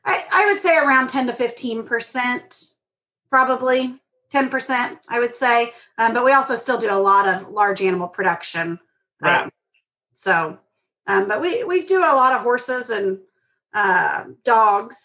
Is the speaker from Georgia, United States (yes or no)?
no; Kansas, United States; I grew up in Kansas